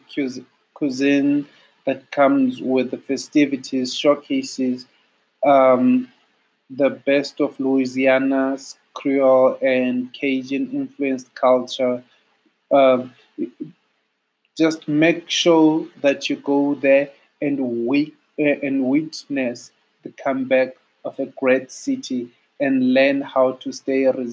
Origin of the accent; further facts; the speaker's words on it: South Africa; As a South African, I'll call it the Thebes